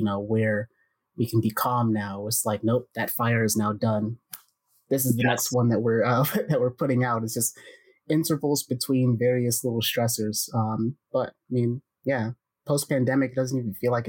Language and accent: English; United States; as an American